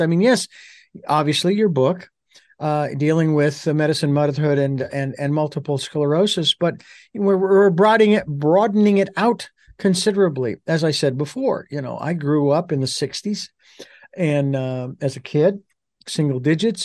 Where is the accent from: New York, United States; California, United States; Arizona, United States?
Arizona, United States; Phoenix; now in Santa Barbara, United States; I'm originally from Phoenix. I live in Santa Barbara